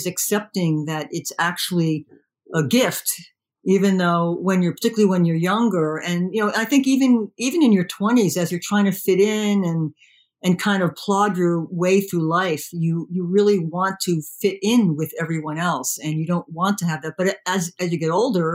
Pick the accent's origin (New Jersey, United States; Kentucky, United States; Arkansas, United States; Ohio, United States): New Jersey, United States; I was raised in New Jersey